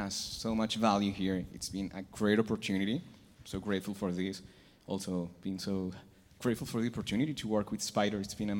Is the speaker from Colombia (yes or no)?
yes; Colombia; I'm from Colombia. Being a kid coming from South America